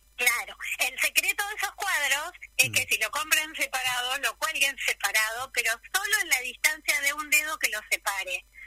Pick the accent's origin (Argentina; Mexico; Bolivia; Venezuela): Argentina; Buenos Aires; moved away as an adult; now in Río Gallegos, Argentina; vivo en Río Gallegos ya en la mitad de mi vida, em, y soy de Buenos Aires, pero vine por el año 90 a acá a Río Gallegos